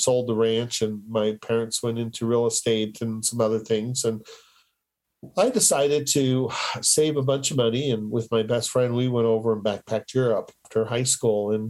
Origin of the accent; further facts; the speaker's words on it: Colorado, United States; I was raised in Colorado. I was raised on a horse ranch, an Appaloosa ranch east of here